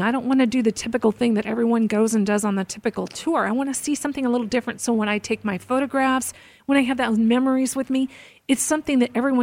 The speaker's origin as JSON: {"language": "English", "region": "Southwest", "country": "United States", "tie": "born or raised there", "first_language": "English", "said": "I grew up in the Southwest"}